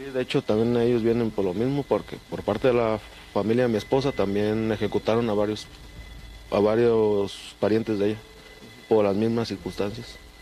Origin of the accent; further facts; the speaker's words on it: Michoacán, Mexico; moved away as an adult; now in Nogales, Mexico; yo vengo de la ciudad de Europa, Michoacán.